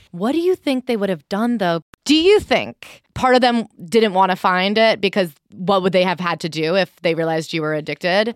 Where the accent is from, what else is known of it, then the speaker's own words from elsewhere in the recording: Hoboken, New Jersey, United States; now in Brooklyn, United States; I live in Brooklyn. I'm from Hoboken